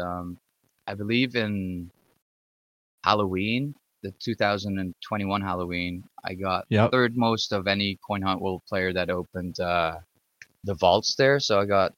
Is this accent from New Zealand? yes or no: no; Ottawa, Ontario, Canada; I'm from Ottawa, Ottawa, Ontario, Ottawa